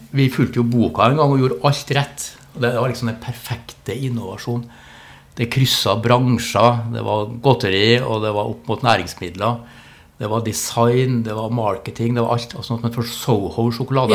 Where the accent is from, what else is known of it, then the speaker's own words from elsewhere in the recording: Trondheim, Trøndelag, Norway; moved away as an adult; also born or lived in Tromsø; Jeg Vokste opp på Byåsen, Halset